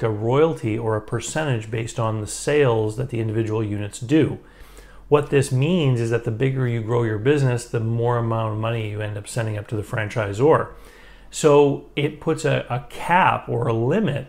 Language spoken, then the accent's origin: English; Moncton, New Brunswick, Canada; where I live here in Moncton, New Brunswick